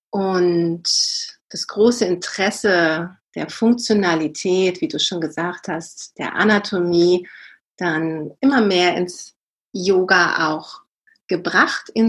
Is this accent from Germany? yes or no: yes; Hanover, Lower Saxony, Germany; born there; now in Cologne, Germany; ich lebe in Köln schon seit über 20 Jahren bin aber gebürtige Hannoveranerin, tatsächlich aus Niedersachsen